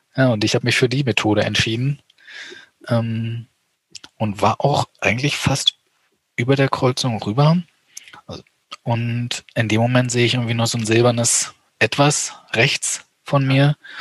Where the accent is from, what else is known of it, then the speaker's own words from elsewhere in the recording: eastern Germany, Germany; Ich komme aus dem Osten Deutschlands